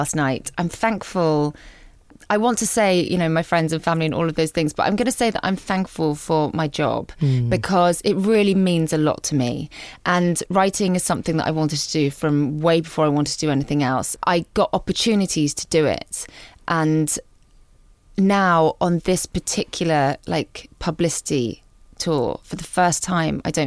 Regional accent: Guernsey; moved away as an adult; the whole time I was growing up on Guernsey

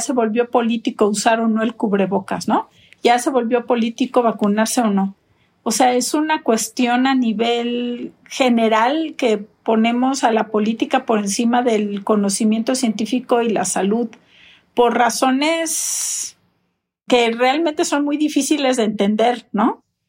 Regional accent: Mexico; en mi país

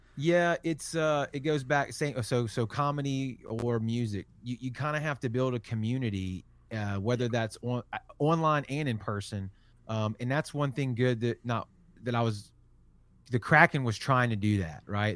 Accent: Biloxi, Mississippi, United States; I'm from Biloxi, Mississippi, so Mississippi, Gulf Coast, Alabama, Florida. Um, but I, I've, I've lived here my entire life

